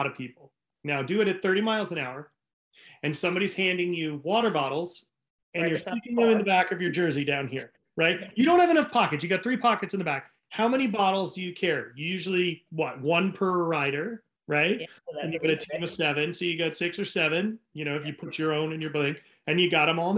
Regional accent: New England, United States; now in California, United States; I live in California. I grew up in New England, so I know what snow is.

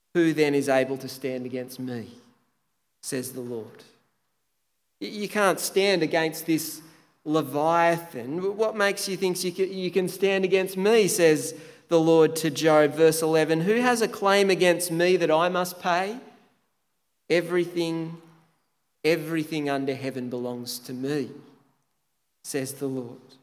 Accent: Tathra, New South Wales, Australia; moved away; my hometown Tathra, which is arguably the most beautiful part of Australia.

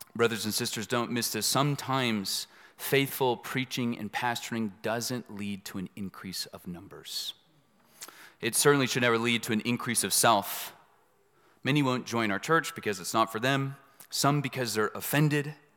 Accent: Dallas, Texas, United States; also born or lived in East Los Angeles, California; I was born in East L A. I grew up in Dallas

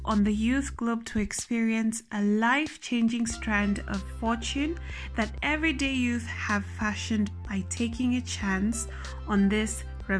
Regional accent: Kenya; I'm also from Kenya.

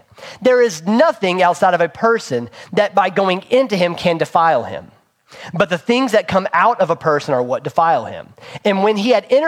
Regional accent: Princeton, West Virginia, United States; moved away; where we grew up in Princeton, West Virginia.

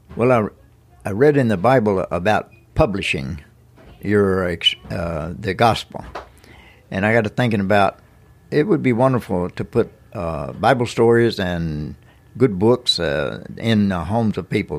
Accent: Lawrence County, Tennessee, United States; I was born in Lawrence County, graduated from the Summertown High School in nineteen sixty-one

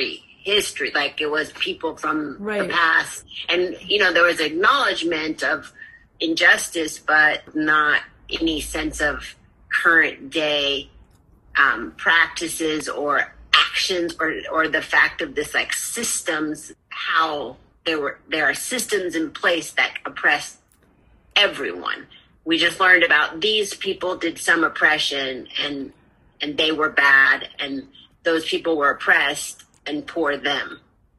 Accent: Berkeley, California, United States; I grew up in Berkeley, California, so we had Indigenous Peoples Day when I was in elementary school, and I'm 50 years old, 54 years old.

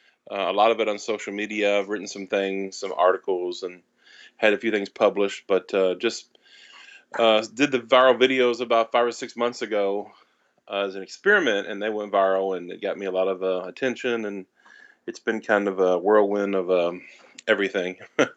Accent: the South, United States; accent: Southern; to do a heavy, strong Southern accent because that's kind of the way I used to talk. And I lost my accent because I was bullied in college

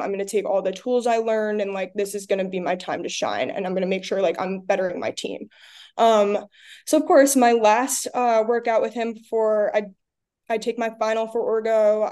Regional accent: Long Island, New York, United States; I'm from Long Island

